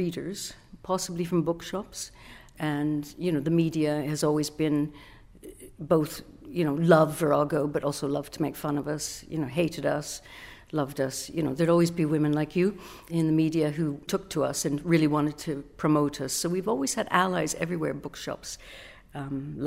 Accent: Canada; moved away as an adult; also born or lived in Britain; now in United Kingdom; I'm Canadian, I was new to Britain

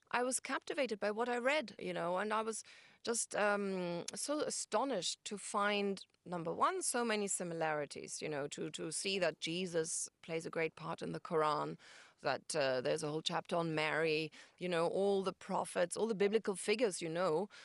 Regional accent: Hamburg, Germany; moved away as an adult; also born or lived in London; I'm from Germany, from Hamburg

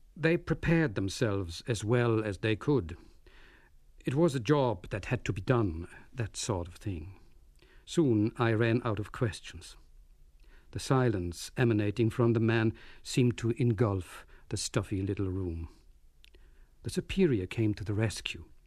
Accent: Berlin, Germany; moved away; my hometown of Berlin

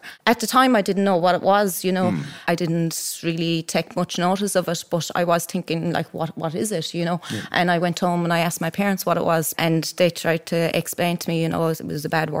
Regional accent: County Limerick, Munster, Ireland; also born or lived in Wales / London / England / Galway; I was born in Wales and I travelled throughout London and we ended up travelling around England and then coming back to Ireland and travelling around Ireland before we moved to my father's hometown in County Limerick.

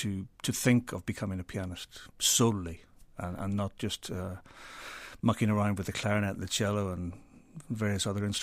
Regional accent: Belfast, Northern Ireland, United Kingdom; I was very lucky growing up in Belfast because I had the chance to play lots of different instruments

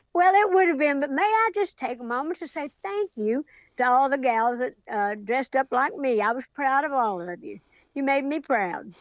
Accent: Sevier County, Tennessee, United States; back home in Sevier County, Tennessee, my hometown

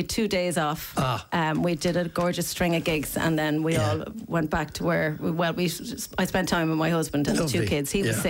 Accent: Lucan, Leinster, Ireland; moved away as an adult; also born or lived in Galway; now in Headford, Ireland; So I grew up in Lucan.

